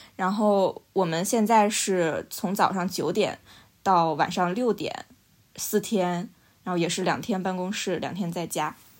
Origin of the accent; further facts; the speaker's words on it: China; now in London, United Kingdom; 我们中国人